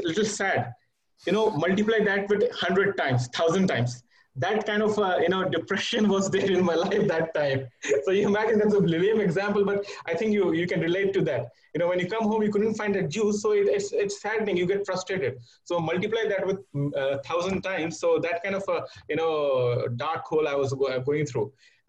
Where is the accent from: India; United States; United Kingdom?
India; moved away as an adult; now in Riyadh, Saudi Arabia; I'm an Indian national residing in Riyadh for the past 8 years.